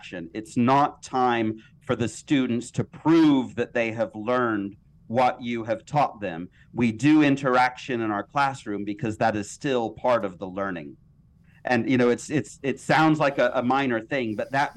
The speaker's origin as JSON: {"language": "English", "country": "United States", "said": "I'm American"}